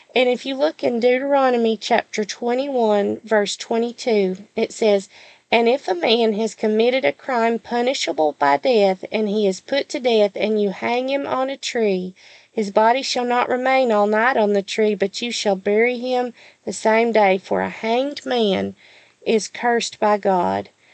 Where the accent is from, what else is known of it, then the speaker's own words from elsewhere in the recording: the South, United States; accent: southern; my southern accent